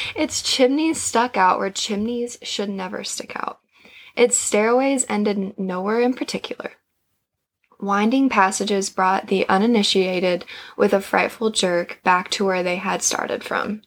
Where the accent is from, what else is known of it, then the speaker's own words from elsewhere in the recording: Illinois, United States; now in Virginia, United States; I'm actually from Illinois originally. I grew up there and lived there until I moved uh, to Virginia